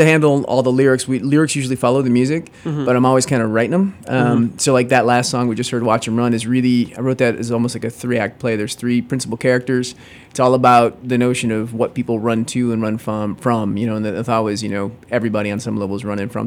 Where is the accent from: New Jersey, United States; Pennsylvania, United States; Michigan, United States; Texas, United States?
Michigan, United States; Detroit; growing up in Detroit